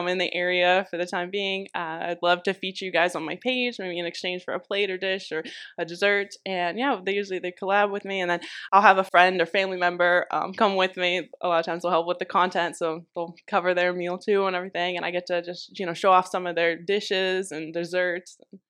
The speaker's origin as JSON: {"language": "English", "region": "Ohio", "country": "United States", "said": "I'm based from Northeastern Ohio, so this is the farthest that I've traveled down to South Florida."}